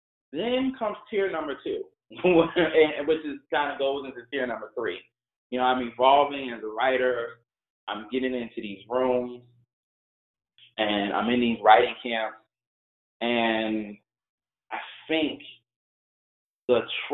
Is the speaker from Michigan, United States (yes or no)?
no; Chicago, Illinois, United States; also born or lived in New York City, United States; now in Los Angeles, United States; I was born in Chicago, but I feel connected to New York. I spent a long time in New York.